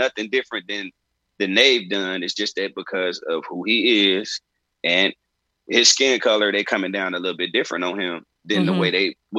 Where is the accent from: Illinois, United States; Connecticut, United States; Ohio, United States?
Illinois, United States; Chicago; I'm from Chicago.